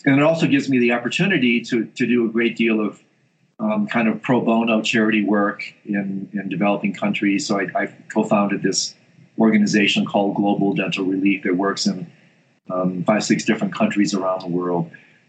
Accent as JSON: {"language": "English", "region": "Michigan", "country": "United States", "tie": "born or raised there", "also_born_or_lived": "Indiana", "moved": "as an adult", "lives_now": "Colorado, United States", "said": "I grew up in Michigan, went to school in Indiana."}